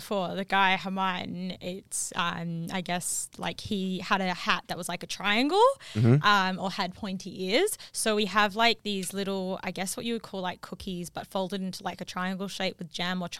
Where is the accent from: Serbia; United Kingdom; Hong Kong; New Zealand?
New Zealand; also born or lived in Perth, Australia; So I was raised by lots of South Africans. I'm from New Zealand originally.